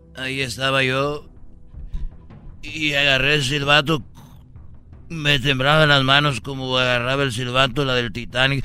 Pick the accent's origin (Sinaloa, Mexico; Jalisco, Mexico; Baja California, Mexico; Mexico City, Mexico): Jalisco, Mexico; yo soy de, de, de Jalisco